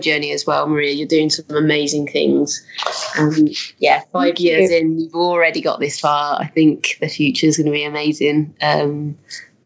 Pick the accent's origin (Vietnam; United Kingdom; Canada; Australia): United Kingdom; Birmingham, West Midlands; accent: Birmingham; moved away as an adult; now in Leeds, United Kingdom; I'm from Birmingham. So we actually ended up in Leeds through his work.